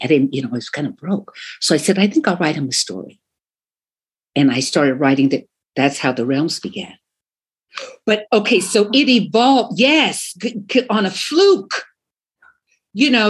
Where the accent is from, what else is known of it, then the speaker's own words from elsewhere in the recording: Long Island, New York, United States; I'm from Long Island. We were, you know, we had a house on the island, and, in and behind my house, you could see the bay and woods